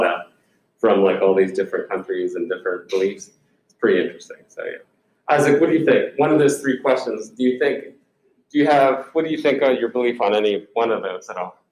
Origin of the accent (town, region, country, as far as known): United States